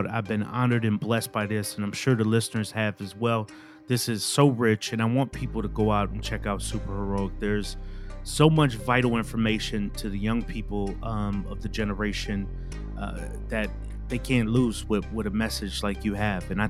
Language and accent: English; Midwest, United States; I'm from the Midwest, as I mentioned.